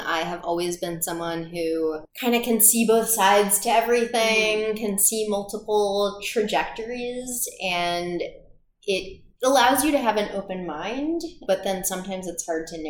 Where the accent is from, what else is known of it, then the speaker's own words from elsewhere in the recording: Midwest, United States; also born or lived in Boston, United States; I'm a Midwesterner at heart.